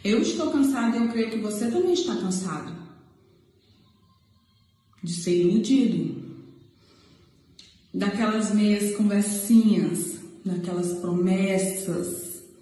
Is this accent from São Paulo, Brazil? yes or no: no; Acre, Brazil; Resumindo um pouco a minha história, sou acriana, nasci no Acre, moro no Acre e mas sou tricolor.